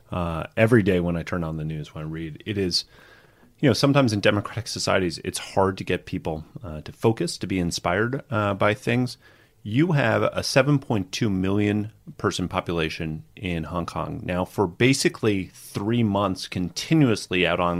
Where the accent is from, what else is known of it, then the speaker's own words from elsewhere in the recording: United States; As an American